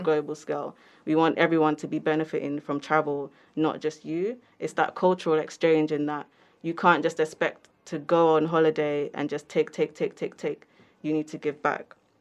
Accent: London, United Kingdom; I'm from London

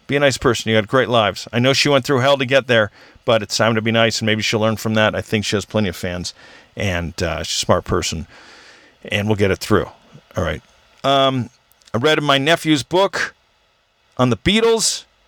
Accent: Orange County, California, United States; I grew up with in Orange County.

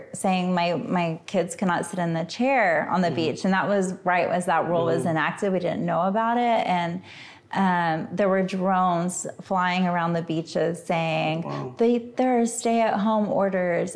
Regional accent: Austin, Texas, United States; moved away as an adult; also born or lived in Victoria, Texas / Hawaii; now in McAllen, United States; I'm from Central Texas, but like East Texas, Central Texas.

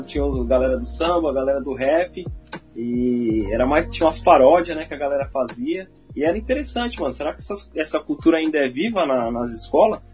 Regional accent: Rio Grande da Serra, São Paulo, Brazil; also born or lived in Ribeirão Pires; a gente acaba nascendo em Ribeirão e morando em Rio Grande

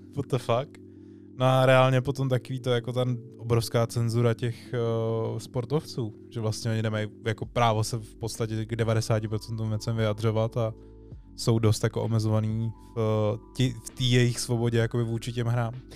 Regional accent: Czechia; jsme dobrý Češi

